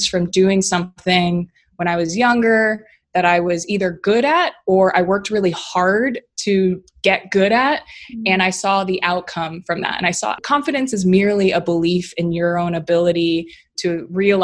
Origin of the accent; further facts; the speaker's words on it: Hawaii, United States; I was born and raised in Hawaii